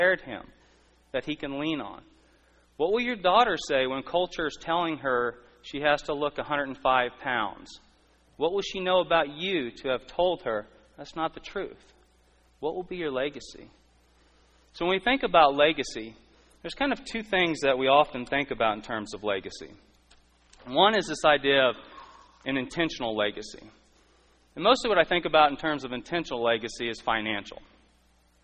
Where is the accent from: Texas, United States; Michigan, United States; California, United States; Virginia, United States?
Texas, United States; I'm from Texas.